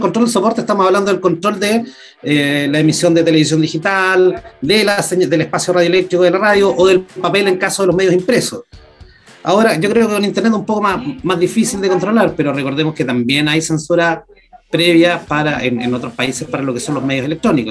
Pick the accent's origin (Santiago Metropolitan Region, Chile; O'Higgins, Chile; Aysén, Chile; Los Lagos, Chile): Los Lagos, Chile; Puerto Montt; yo soy ciudadano de Puerto Montt, periodista de profesión